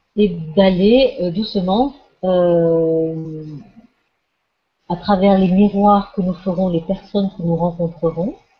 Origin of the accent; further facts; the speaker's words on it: Alsace, Grand Est, France; Je suis née en Alsace